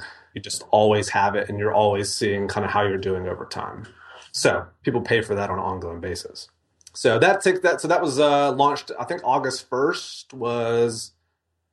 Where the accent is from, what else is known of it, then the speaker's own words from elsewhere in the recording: Mississippi, United States; moved away as an adult; also born or lived in Denver; I grew up in Mississippi